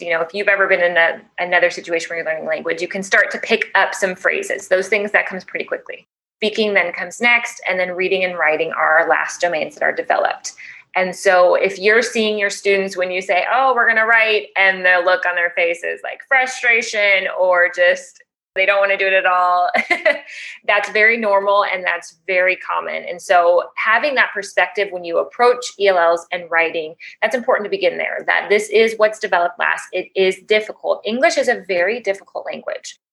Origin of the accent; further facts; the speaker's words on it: Chicago, Illinois, United States; moved away as an adult; now in Panama City, Panama; I am originally from Chicago